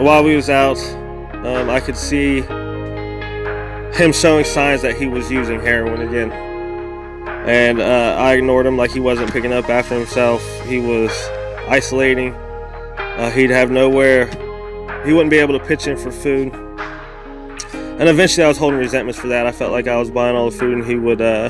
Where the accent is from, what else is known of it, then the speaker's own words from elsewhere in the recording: Wilmington, Ohio, United States; I'm from Wilmington, Ohio